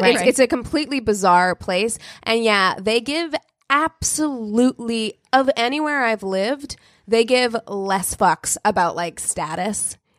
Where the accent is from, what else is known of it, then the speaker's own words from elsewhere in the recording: Albuquerque, New Mexico, United States; moved away; as someone whose family is from New Mexico, I was born in Albuquerque.